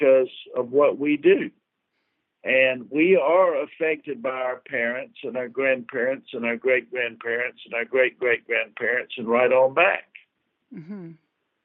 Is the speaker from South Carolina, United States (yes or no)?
yes; Columbia, South Carolina, United States; I'm from South Columbia, South Carolina